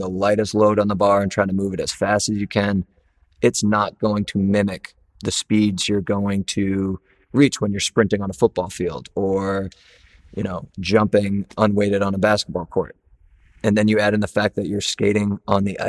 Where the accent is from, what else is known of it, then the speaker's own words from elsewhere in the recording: Portland, Maine, United States; moved away as an adult; also born or lived in Missouri / Louisiana; growing up in Maine